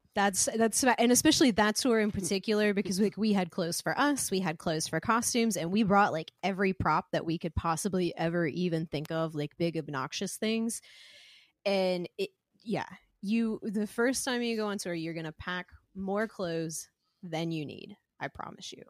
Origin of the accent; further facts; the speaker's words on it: Spartanburg, South Carolina, United States; moved away as an adult; originally from South Carolina. I grew up in the Spartanburg, Chesney area, which is kinda where Bob and I, uh, live now.